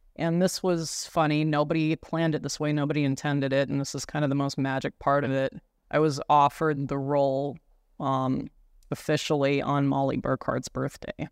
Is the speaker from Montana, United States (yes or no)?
yes; Browning, Montana, United States; also born or lived in East Glacier, Montana; I grew up on the Blackfeet Reservation